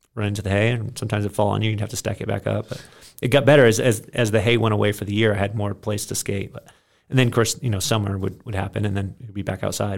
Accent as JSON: {"language": "English", "region": "Maine", "country": "United States", "tie": "born or raised there", "said": "I grew up in Maine on a farm."}